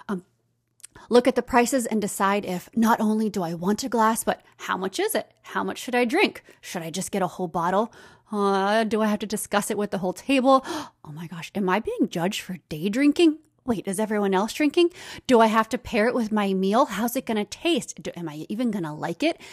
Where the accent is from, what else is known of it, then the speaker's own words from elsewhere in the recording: United States; accent: American; my American accent.